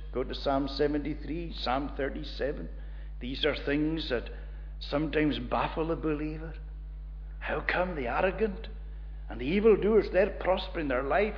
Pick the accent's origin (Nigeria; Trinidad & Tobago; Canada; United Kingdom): United Kingdom; Portree, Scotland; when I was a young boy, when I grew up in Portree